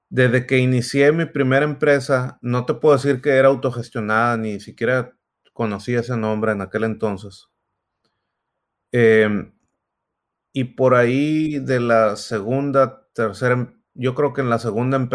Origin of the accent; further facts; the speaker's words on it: Sonora, Mexico; moved away as an adult; now in Silicon Valley, United States; yo soy, soy de Sonora, ahí nací, ahí crecí, hasta que vine en algún momento por ahí en el 2006 a Silicon Valley. Por unos años luego me volví a Sonora de nuevo y, estoy acá otra vez.